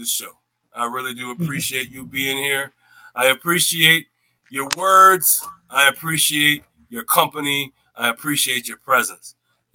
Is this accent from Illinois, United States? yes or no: no; Syracuse, New York, United States; I was raised over there on Kellogg Street back in the day